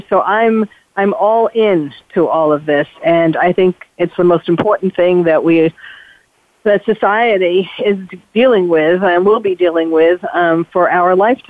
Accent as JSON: {"language": "English", "town": "New York City", "region": "New York", "country": "United States", "tie": "born or raised there", "moved": "as an adult", "lives_now": "California, United States", "said": "Being born and bred in New York City, when 9/11 happened, it changed my life, even though I was living in California already by then."}